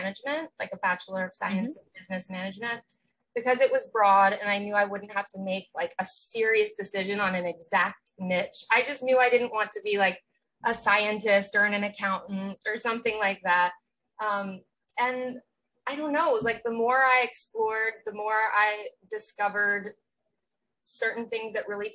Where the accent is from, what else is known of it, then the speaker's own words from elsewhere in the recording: Outer Banks, North Carolina, United States; I grew up on the Outer Banks of North Carolina, so like very small vacation town